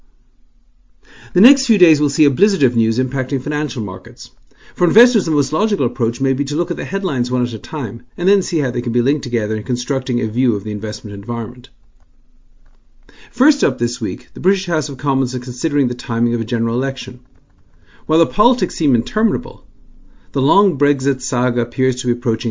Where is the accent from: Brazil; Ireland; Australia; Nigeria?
Ireland; Dublin, Leinster; As a child growing up in Dublin